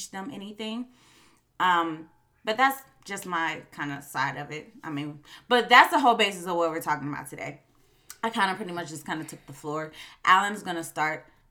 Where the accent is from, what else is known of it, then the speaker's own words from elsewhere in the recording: Chicago, Illinois, United States; I am from Chicago and I cannot help my slang or my accent.